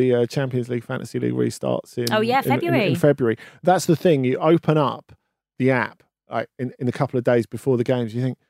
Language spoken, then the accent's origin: English; England, United Kingdom; now in Australia; I'm English, so I don't even need to.